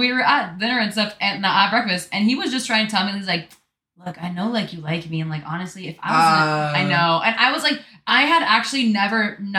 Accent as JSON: {"language": "English", "region": "Florida", "country": "United States", "said": "I'm from Florida."}